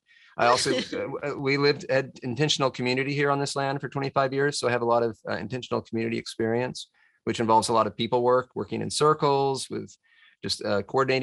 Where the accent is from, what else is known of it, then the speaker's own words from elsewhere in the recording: Tennessee, United States; also born or lived in Washington, D.C.; my granddad just happened to get some land in Tennessee and my mom and dad were decided they wanted to try to farm on it